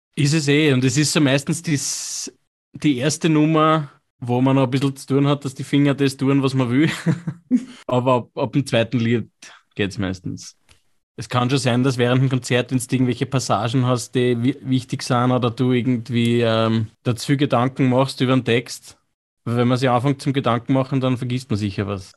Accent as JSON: {"language": "German", "region": "Lower Austria", "country": "Austria", "accent": "Lower Austrian, a bit Viennese", "said": "Unser Dialekt, ich bin ja so quasi Niederösterreich, Wienerisch ein bisschen, die Einflüsse"}